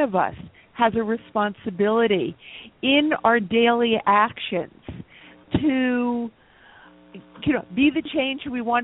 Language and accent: English; New York, United States; also born or lived in Eastern Long Island; I was born and raised in Manhattan